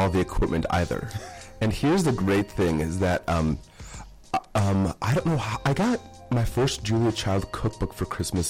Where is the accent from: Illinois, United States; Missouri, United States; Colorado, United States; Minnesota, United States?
Minnesota, United States; Iron Range; I'm from the Iron Range